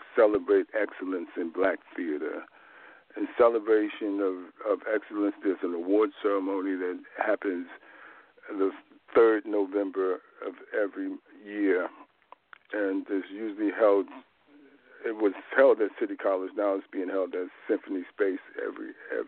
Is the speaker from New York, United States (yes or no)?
yes; New York City, New York, United States; also born or lived in Sumter, South Carolina / Harlem; I was born in Sumter, South Carolina, and raised in New York. That's in Harlem and in Brooklyn, most of my life in Brooklyn